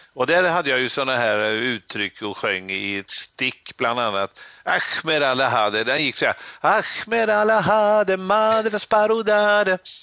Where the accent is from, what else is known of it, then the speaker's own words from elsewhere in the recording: Trollhättan, Västra Götaland, Sweden; håller jag på och bygger ett disco i min hemstad Trollhättan